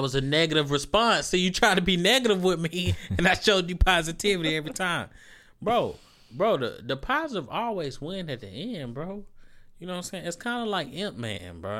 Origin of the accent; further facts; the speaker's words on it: United States; also born or lived in Africa; we grew up in America